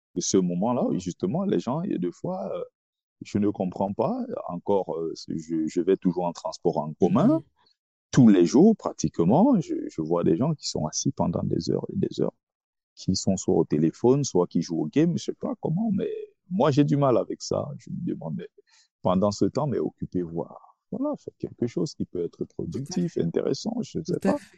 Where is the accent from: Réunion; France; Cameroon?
Cameroon; moved away; also born or lived in Nkongsamba / Tonga; je suis camerounais